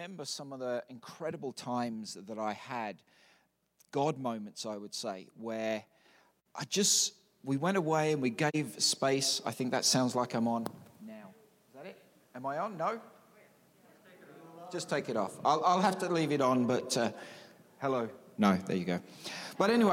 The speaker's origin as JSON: {"language": "English", "region": "Newfoundland and Labrador", "country": "Canada", "tie": "born or raised there", "said": "when I grew up in Newfoundland and Labrador"}